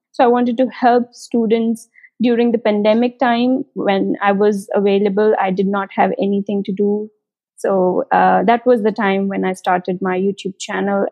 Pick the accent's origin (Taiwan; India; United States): India; moved away as an adult; now in Germany; I'm an Indian, and I came to Germany in 2018 winter semester